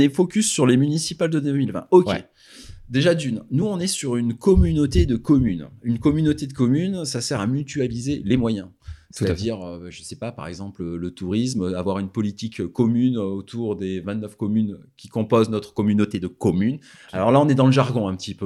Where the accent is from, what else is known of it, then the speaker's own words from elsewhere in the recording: Ardèche, Auvergne-Rhône-Alpes, France; je viens d'Ardèche